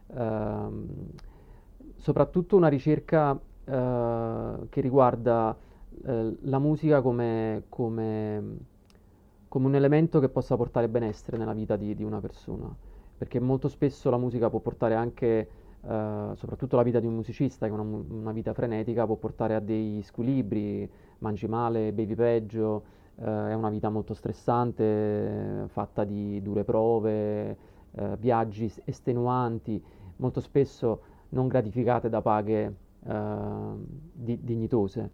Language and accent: Italian; Procida, Campania, Italy; sono nato e cresciuto a Procida